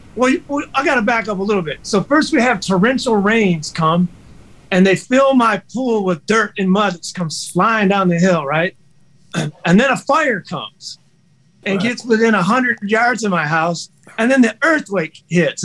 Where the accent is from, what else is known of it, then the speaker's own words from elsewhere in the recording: Detroit, Michigan, United States; I'm from Detroit, and I got Motown roots